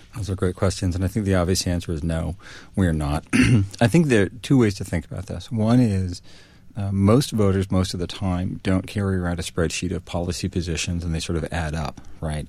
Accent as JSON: {"language": "English", "town": "New Haven", "region": "Connecticut", "country": "United States", "tie": "born or raised there", "said": "I grew up in New Haven, Connecticut"}